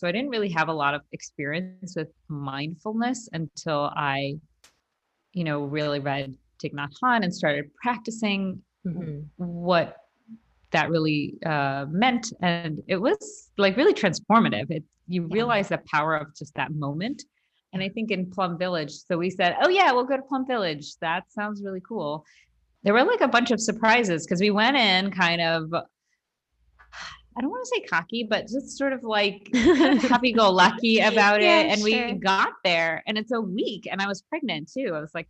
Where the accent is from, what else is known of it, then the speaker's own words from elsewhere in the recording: India; So as an Indian person growing up Hindu, there were times where we did, like, meditation, or you meditate on a mantra, and, like, and that's really common.